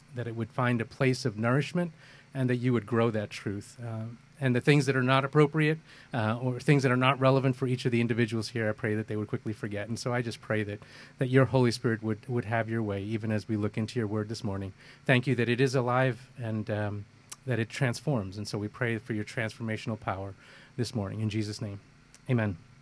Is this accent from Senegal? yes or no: no; Kerala, India; also born or lived in Kolkata, India; now in United States; I was born in India. Um, uh, born in the southern part of India in Kerala state, uh, lived in Calcutta, which is where my parents were. I moved to the U.S. in uh, in 1975.